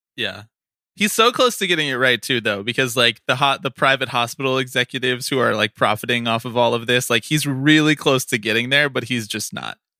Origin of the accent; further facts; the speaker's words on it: Philadelphia, Pennsylvania, United States; my hometown 215